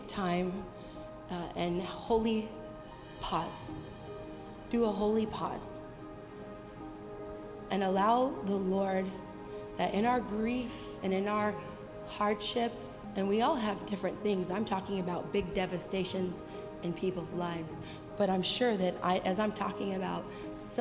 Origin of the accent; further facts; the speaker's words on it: Santa Clarita, California, United States; moved away; Saugus High School is in my hometown where I grew up